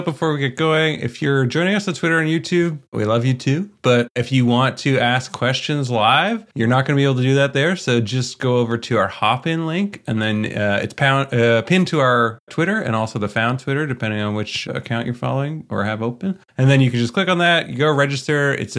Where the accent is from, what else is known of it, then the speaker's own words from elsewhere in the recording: Canada; I'm Canadian.